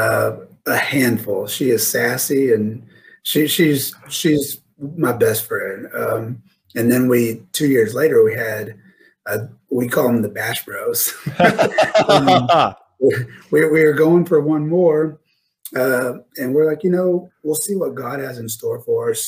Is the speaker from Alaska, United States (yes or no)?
no; Mesquite, Texas, United States; also born or lived in Denton, Texas / Grapevine, Texas / Flower Mound, Texas; I'm born and raised here in Texas. I'm actually from Mesquite, Texas